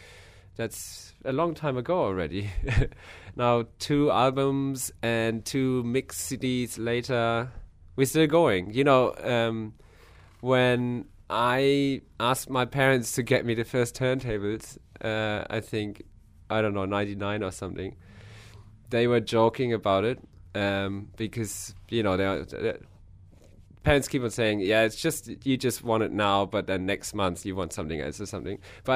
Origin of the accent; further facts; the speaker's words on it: Hamburg, Germany; from Germany, from Hamburg.